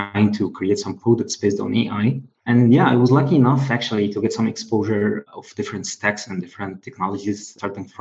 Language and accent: English; Egypt; moved away; I'm originally from Egypt